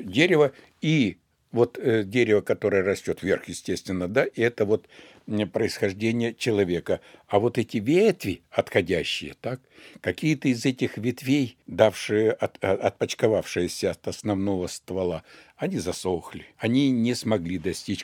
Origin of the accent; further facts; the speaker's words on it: Siberia, Russia; мы с вами сибиряки